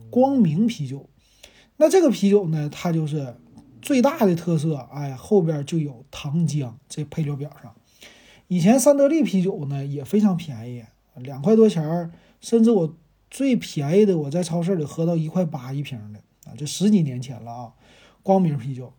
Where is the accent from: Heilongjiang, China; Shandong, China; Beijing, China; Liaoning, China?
Liaoning, China; Shenyang; 咱们沈阳人